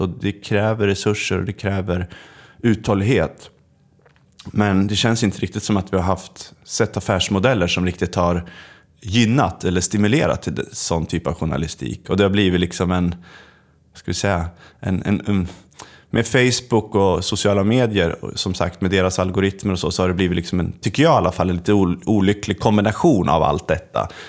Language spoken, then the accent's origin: Swedish; Östersund, Jämtland, Sweden; jag kommer från Östersund